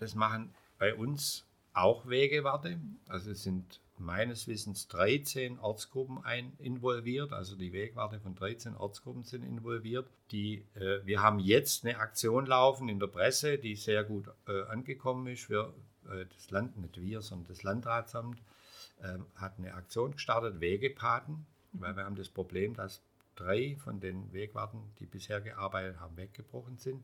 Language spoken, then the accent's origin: German; Heidenheim, Baden-Württemberg, Germany; Ich komme aus Heidenheim